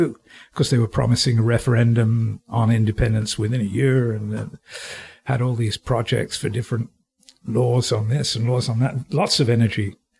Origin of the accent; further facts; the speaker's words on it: United Kingdom; now in Montreal, Canada; And I'd moved to Montreal the end of 1970, beginning of 1971. And it's surprisingly difficult. I mean, I came from Britain, where we share a language, and I could speak French